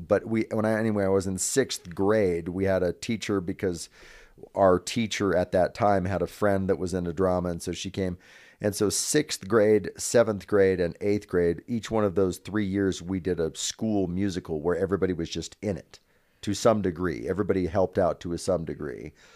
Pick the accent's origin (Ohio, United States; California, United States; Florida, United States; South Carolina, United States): California, United States; Northern; now in Reno, United States; I'm originally from Northern California, so my family's only about an hour and a half away